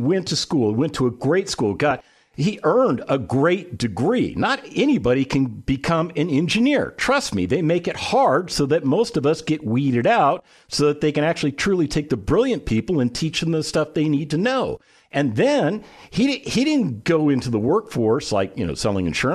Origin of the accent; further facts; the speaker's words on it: West Coast, United States; now in Texas, United States; I grew up on the West Coast.